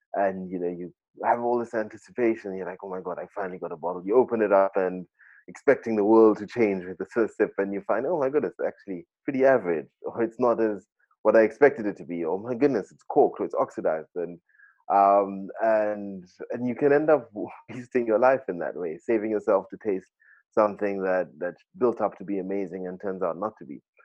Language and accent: English; Kenya; growing up in Kenya